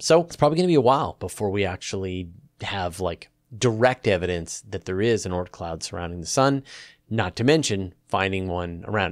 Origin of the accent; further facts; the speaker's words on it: Canada; accent: Canadian; my Canadian accent